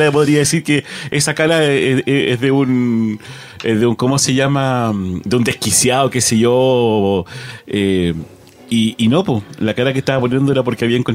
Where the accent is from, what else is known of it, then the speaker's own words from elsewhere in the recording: Chile; trío, de chilenos locos